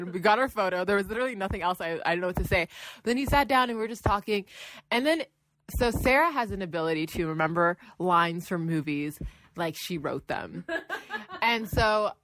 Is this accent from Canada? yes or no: yes; Toronto, Ontario, Canada; So we're from Toronto